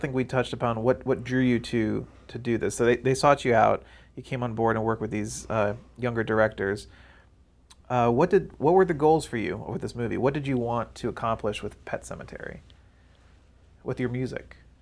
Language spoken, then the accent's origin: English; Maryland, United States; moved away; I'm from the East Coast, I'm from Maryland